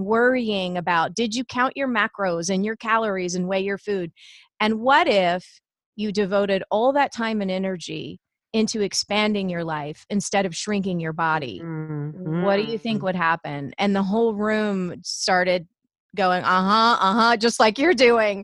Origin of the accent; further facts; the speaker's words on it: Savannah, Georgia, United States; now in Indiana, United States; I grew up in Savannah, Georgia. I live in the Midwest now. I live in Indiana and have been here about 20 years.